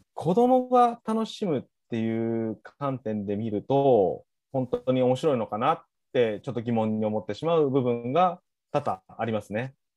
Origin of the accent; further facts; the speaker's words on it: Kochi, Japan; 僕の出身校である高知商業